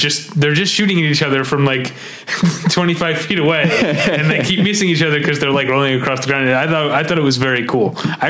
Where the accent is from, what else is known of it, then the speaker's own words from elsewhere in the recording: Missouri, United States; We went to high school on different sides of Missouri, different sides of the state